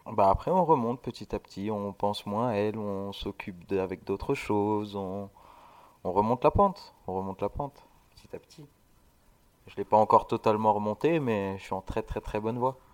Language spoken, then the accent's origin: French; Sète, Occitania, France; J'ai grandi euh, à Sète, en bord de mer, avec mes parents.